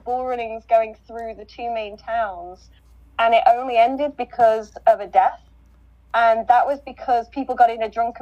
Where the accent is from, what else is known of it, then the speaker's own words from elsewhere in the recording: West Midlands, United Kingdom; We used to have a tradition actually in my hometown